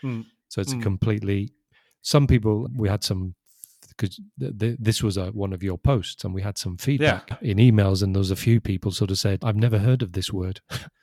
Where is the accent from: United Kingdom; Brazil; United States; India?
United Kingdom; Because I'm British, not American.